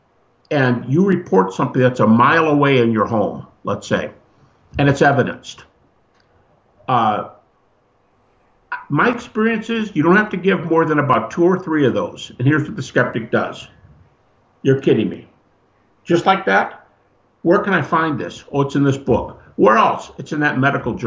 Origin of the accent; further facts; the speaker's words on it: Detroit, Michigan, United States; I'm from Detroit, you know, drag racing capital